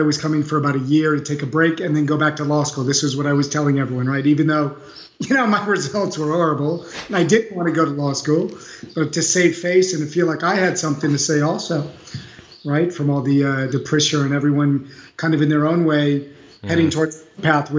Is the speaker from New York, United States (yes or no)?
no; Beverly Hills, California, United States; moved away as an adult; now in Paris, France; I grew up in Beverly Hills and went to UCLA